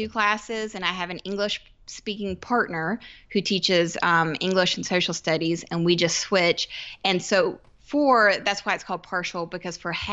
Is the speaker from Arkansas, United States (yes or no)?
no; Georgia, United States; moved away as an adult; now in South Carolina, United States; I grew up in Georgia. And I now live in South Carolina, just about an hour away